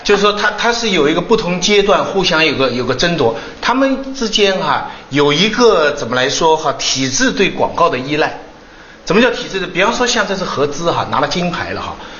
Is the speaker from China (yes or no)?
yes; China; 我们中国人的习惯